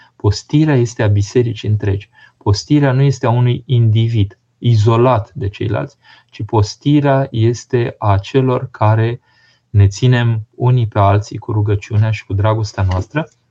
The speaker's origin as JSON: {"language": "Romanian", "country": "Romania", "tie": "born or raised there", "said": "când eram mic în România comunistă"}